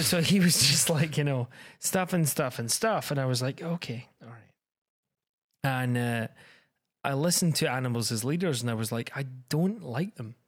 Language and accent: English; Scotland, United Kingdom; I'm that Scottish guy